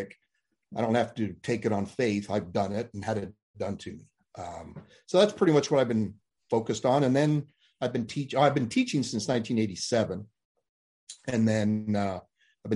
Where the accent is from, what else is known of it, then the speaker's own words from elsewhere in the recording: Arizona, United States; I was born in Arizona